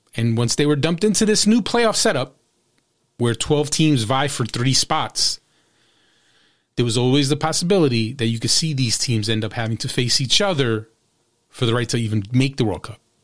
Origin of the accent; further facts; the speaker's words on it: New Jersey, United States; in my home state